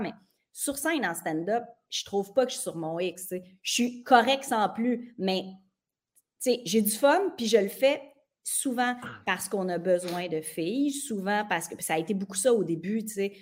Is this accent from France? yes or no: no; Saint-Octave-de-Métis, Quebec, Canada; also born or lived in Mont-Joli; je suis née à Montjoly parce que là, d'où je viens, tu ne peux pas naître parce que c'est trop petit. Je viens de Saint-Octave de Métis